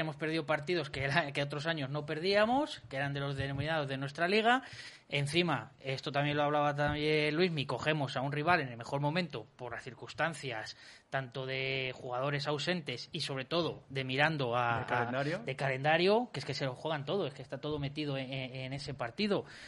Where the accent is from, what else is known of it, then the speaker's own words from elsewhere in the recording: Valladolid, Castile and León, Spain; somos los vallisoletanos